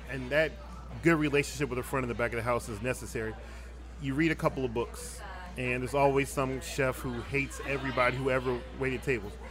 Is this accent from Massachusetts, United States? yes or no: no; Philadelphia, Pennsylvania, United States; also born or lived in Biloxi, United States / Jackson, United States; I'm from Philadelphia, Pennsylvania originally. All right. Um, my father was in the Air Force. I've lived all over the country. I went to um, high school in Biloxi. I went to college at Jackson State University in Jackson